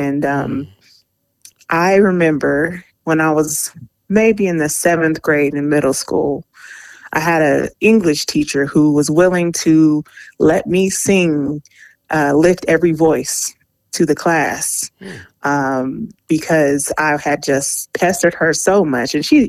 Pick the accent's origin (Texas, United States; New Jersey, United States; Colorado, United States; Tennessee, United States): Colorado, United States; Aurora; growing up in Aurora, I went to Cart Elementary, East Middle School, Hinckley High School, Gateway High Schools